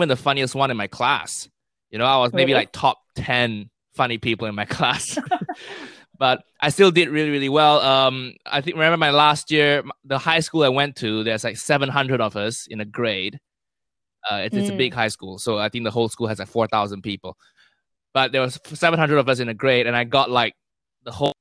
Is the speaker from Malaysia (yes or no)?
yes; Kuala Lumpur, Malaysia; moved away as an adult; also born or lived in United States; now in United Kingdom; I grew up in Malaysia, in KL